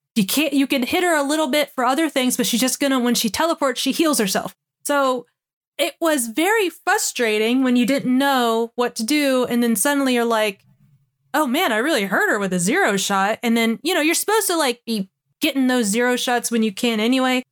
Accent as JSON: {"language": "English", "country": "United States", "said": "I'm American"}